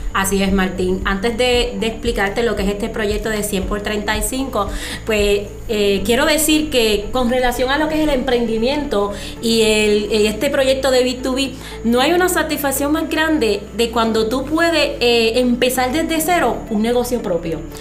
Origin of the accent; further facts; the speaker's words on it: Dominican Republic; yo soy dominicana, yo no vivo en Puerto Rico